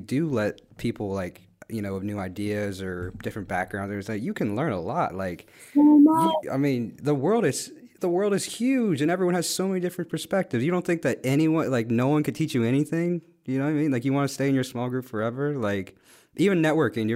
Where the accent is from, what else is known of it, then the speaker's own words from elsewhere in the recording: West Virginia, United States; also born or lived in Guatemala; even though I grew up in West Virginia, which is a very country state